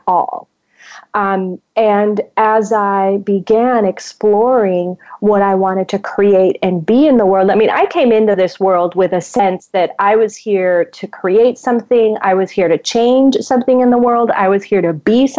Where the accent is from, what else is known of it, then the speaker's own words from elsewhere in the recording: Puerto Rico; I am originally from Puerto Rico, so I am, you know, a Latin woman. And I grew up in a upper middle class Latin home.